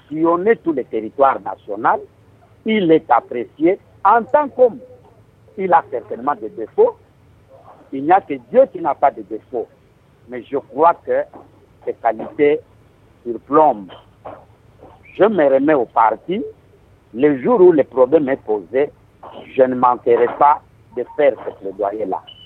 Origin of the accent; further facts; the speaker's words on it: Kasai-Occidental, DR Congo; je suis du Kassai occidental